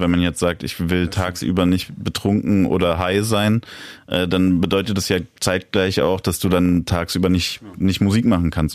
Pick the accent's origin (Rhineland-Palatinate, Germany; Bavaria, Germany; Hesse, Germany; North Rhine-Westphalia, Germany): Hesse, Germany; Darmstadt; now in Berlin, Germany; wo ich aufgewachsen bin in Darmstadt